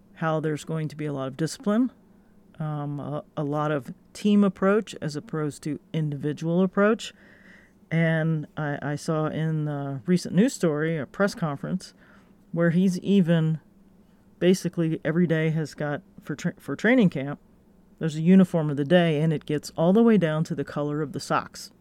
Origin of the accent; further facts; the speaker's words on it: Gainesville, Florida, United States; my hometown, Gainesville, Florida